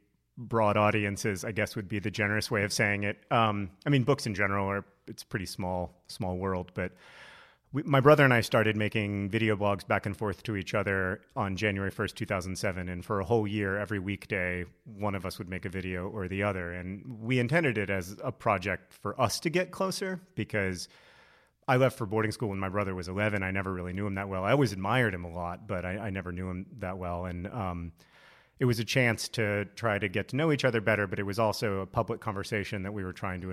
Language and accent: English; Alabama, United States; moved away; I grew up in Alabama